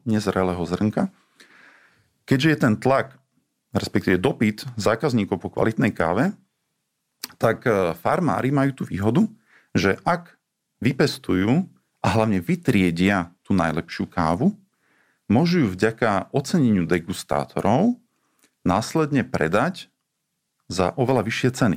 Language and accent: Slovak; Slovakia; also born or lived in Italy; ja som ako Slovák